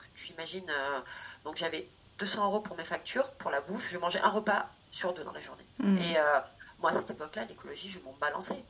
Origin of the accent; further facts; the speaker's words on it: Corrèze, Nouvelle-Aquitaine, France; j'ai une famille, donc je viens de Corrèze, donc euh, qui est issue d'agriculture